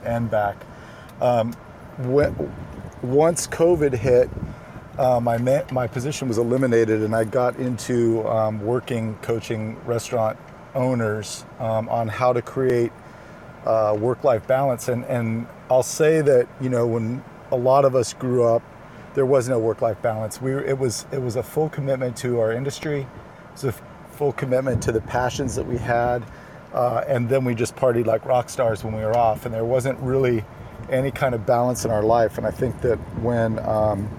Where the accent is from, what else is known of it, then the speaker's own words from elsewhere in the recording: Sacramento, California, United States; I grew up in Sacramento, so as one Sactown kid to another